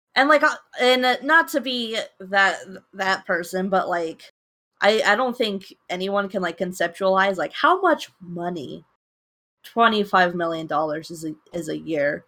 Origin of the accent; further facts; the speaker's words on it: United States; I'm just an American